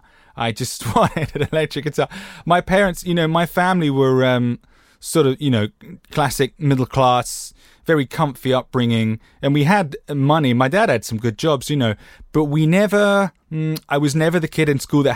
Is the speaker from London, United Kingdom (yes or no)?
yes; Greenwich, London, United Kingdom; born there; Well, I was born in Greenwich Hospital, at the center of time.